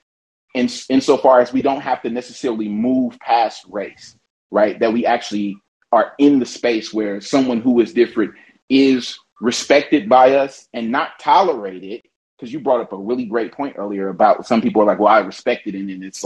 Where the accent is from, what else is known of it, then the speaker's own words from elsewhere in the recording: Oakland, California, United States; now in Los Angeles, United States; I'm from East Oakland. I live in Los Angeles